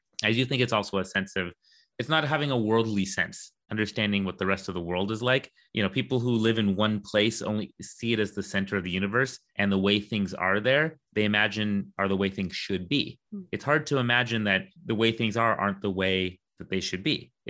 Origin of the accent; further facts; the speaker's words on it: United States; because then I just go, I'm American, you know, and then they have to agree because, you know, I show them my citizenship.